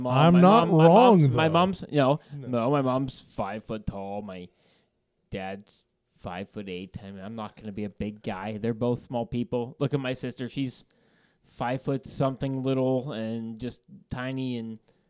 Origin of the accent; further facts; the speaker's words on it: Western Pennsylvania, United States; we're all from Western Pennsylvania.